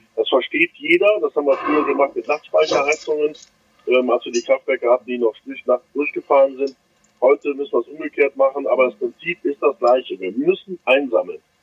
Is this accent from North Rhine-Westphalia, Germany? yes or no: yes; Düsseldorf, North Rhine-Westphalia, Germany; an meine Heimat denkt, Düsseldorf